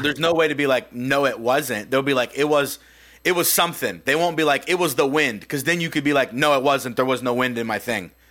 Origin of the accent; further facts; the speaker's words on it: United States; we grew up in America